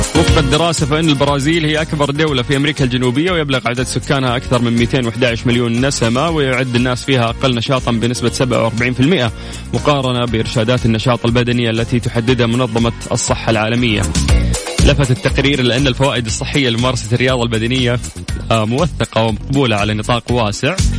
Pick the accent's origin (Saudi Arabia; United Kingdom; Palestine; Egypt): Saudi Arabia